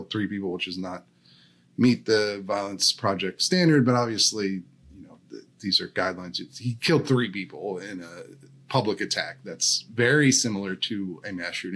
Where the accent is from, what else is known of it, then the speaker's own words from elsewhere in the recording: Downingtown, Pennsylvania, United States; moved away; I'm from Chester County, Pennsylvania, from Downingtown